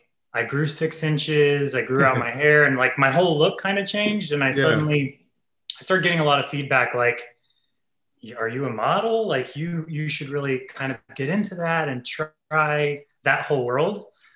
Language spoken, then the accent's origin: English; Ohio, United States; now in New York, United States; I'm actually a farm boy. I grew up in Ohio